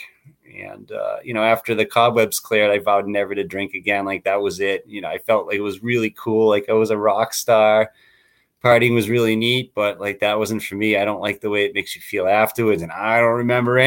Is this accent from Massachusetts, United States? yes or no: yes; Waltham, Massachusetts, United States; now in Chandler, United States; I grew up in Waltham, Massachusetts, in a community